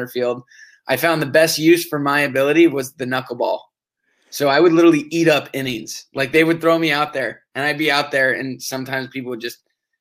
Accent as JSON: {"language": "English", "town": "Portola Valley", "region": "California", "country": "United States", "said": "we're both from the Bay Area. Portola Valley, to be exact, right just south of San Francisco, 45 minutes."}